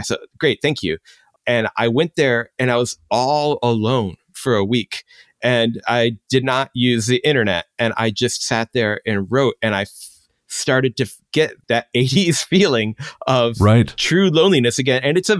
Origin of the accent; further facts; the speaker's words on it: Chicago, Illinois, United States; Now, maybe this comes in growing up in Chicago, but, you know, where it's not necessary totally to have a car.